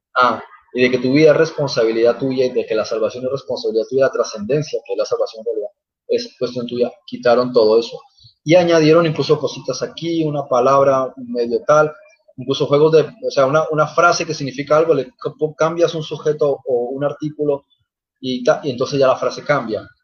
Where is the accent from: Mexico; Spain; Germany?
Germany; yo también soy alemán